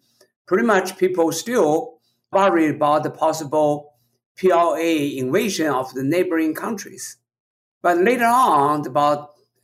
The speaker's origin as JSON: {"language": "English", "region": "Beijing", "country": "China", "tie": "born or raised there", "also_born_or_lived": "Tianjin", "moved": "as an adult", "lives_now": "United States", "said": "I was born in Beijing. I grew up through the Cultural Revolution in the 1960s."}